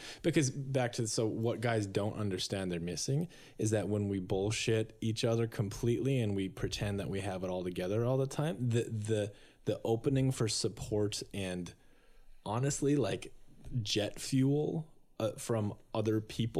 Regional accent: Minnesota, North Dakota, United States; I grew up in North Dakota.

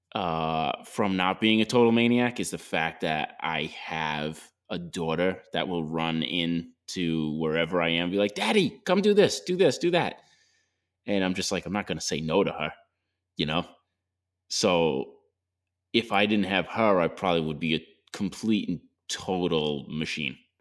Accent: Long Island, New York, United States; I grew up in Long Island. All there is is traffic

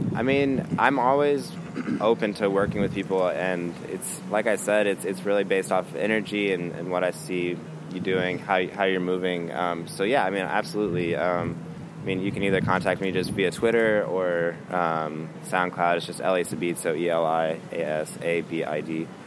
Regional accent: Kansas City, Missouri, United States; now in Chicago, United States; I grew up in Kansas City, Missouri

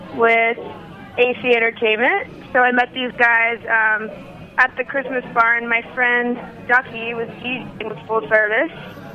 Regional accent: Columbus, Ohio, United States; I'm from Columbus, Ohio.

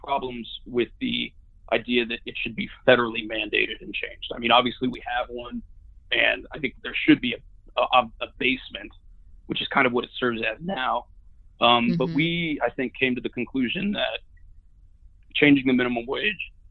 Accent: Sugar Land, Texas, United States; moved away as an adult; also born or lived in Batesville, Arkansas; now in Sewanee, United States; I grew up in Sugar Land, Texas.

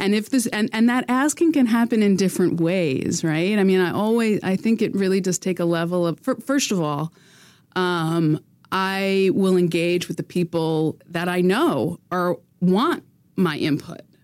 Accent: United States; now in Quebec, Canada; as an American

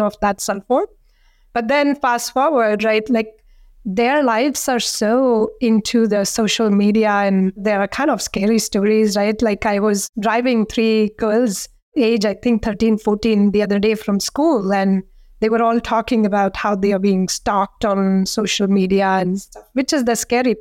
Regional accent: India; now in McLean, United States; growing up in India

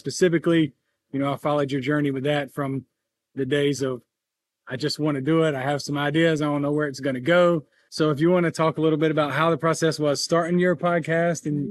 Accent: North Augusta, South Carolina, United States; my hometown, more or less, of North Augusta

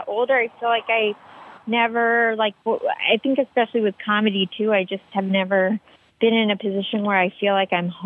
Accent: D.C., Northern Virginia, United States; I grew up outside Washington, D.C. in, like, Northern Virginia

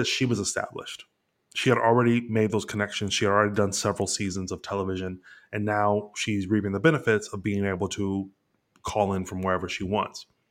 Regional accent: Dayton, Ohio, United States; now in Los Angeles, United States; I'm from Ohio

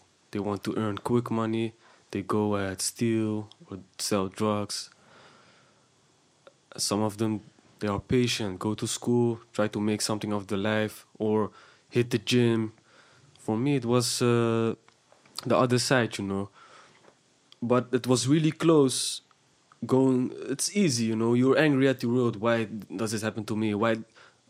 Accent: Houtwijk, South Holland, Netherlands; I grew up in Houtwijk

